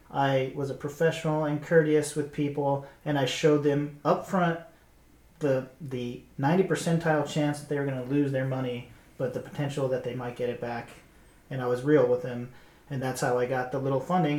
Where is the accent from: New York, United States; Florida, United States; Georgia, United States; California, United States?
Georgia, United States; moved away; I come from Georgia